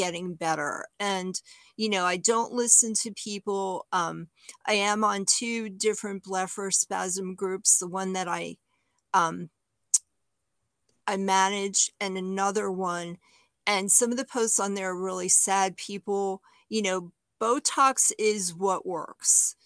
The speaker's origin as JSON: {"language": "English", "town": "New York City", "region": "New York", "country": "United States", "moved": "yes", "lives_now": "Southeastern Virginia, United States", "said": "I'm from Brooklyn, New York"}